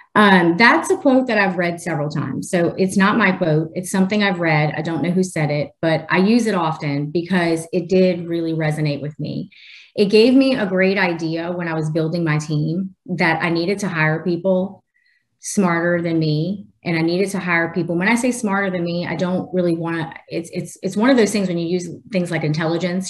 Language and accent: English; New Orleans, Louisiana, United States; I live in Louisiana, born and raised in New Orleans